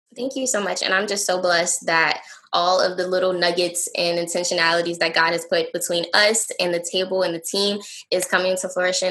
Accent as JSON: {"language": "English", "town": "Newport News", "region": "Virginia", "country": "United States", "said": "I'm from Newport News, Virginia. I love Newport News. This is my city."}